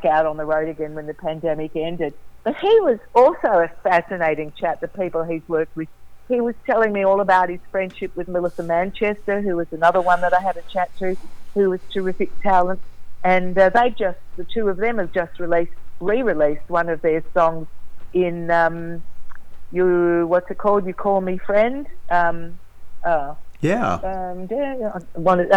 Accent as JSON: {"language": "English", "country": "Australia"}